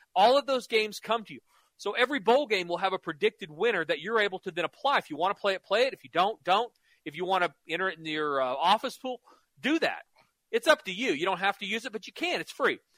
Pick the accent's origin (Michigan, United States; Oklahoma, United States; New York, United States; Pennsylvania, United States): Oklahoma, United States; Norman; I grew up in Norman, lived in Oklahoma my whole life